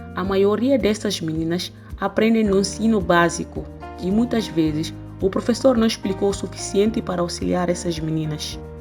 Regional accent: Guinea-Bissau; moved away; o meu país de origem, África especificamente Guiné-Bissau

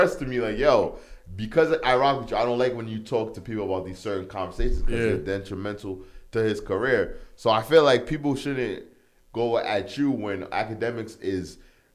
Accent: New York area / East Coast, United States; I'm from the New York area, I mean the New England, the East Coast area

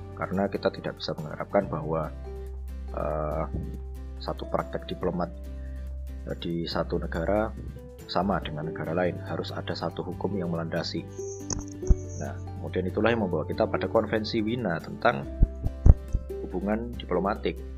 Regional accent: Java, Indonesia; kita orang Jawa

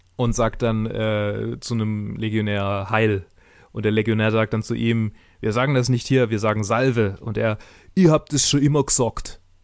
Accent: Swabia, Germany; Ich bin Schwabe

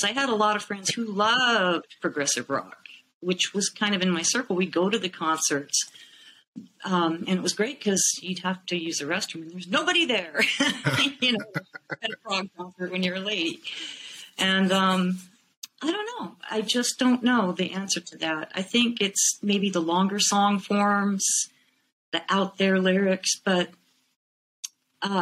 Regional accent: Fullerton, California, United States; I grew up in Fullerton, California

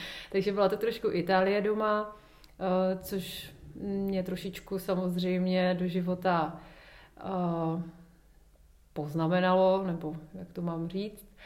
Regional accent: Ostrava, Moravian-Silesian Region, Czechia; now in Prague, Czech Republic; dětství v Ostravě, já jsem měla hezké dětství

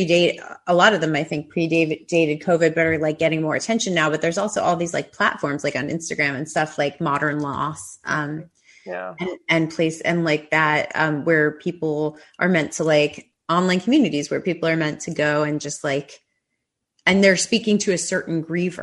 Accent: New York, United States; moved away as an adult; also born or lived in Los Angeles; I grew up in New York, and then I lived in LA for like all of my 20s.

